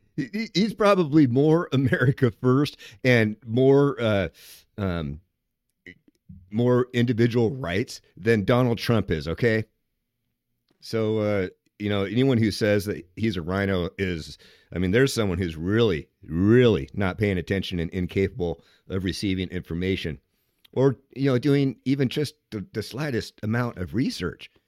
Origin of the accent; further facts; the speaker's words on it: Seattle, Washington, United States; I'm from Seattle